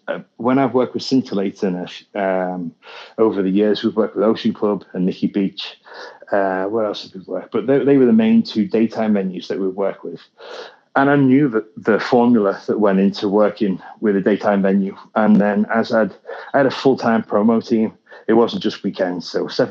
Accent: the Wirral, North West England, United Kingdom; moved away; I'm from the Wirral in the UK.

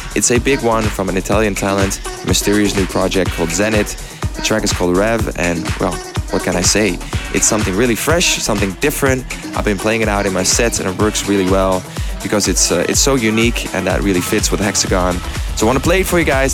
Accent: Amsterdam, North Holland, Netherlands; my hometown, Amsterdam

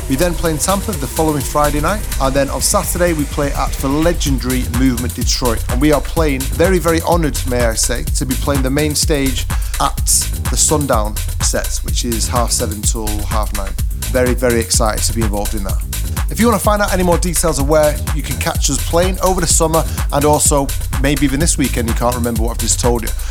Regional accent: Manchester, North West England, United Kingdom; I'm from Manchester

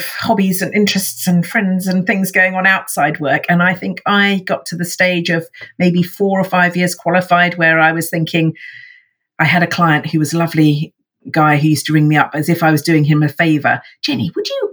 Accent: Watford, East of England, United Kingdom; now in Hove, United Kingdom; I was in fact born in sunny Watford, very sexy. I now live down by the sea in Hove, actually, just next door to Brighton

